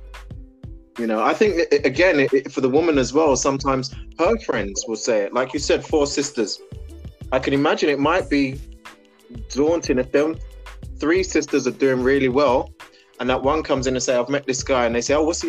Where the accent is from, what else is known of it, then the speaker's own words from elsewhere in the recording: Barbados; I'm from Barbados